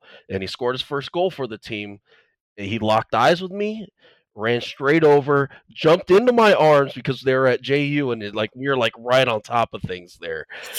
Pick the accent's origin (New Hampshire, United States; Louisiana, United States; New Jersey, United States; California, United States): California, United States; Southern; moved away; I'm originally from Southern California